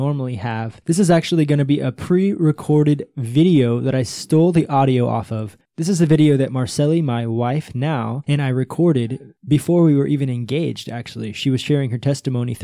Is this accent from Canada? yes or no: no; United States; moved away as an adult; now in Brazil; I'm American, right? I speak English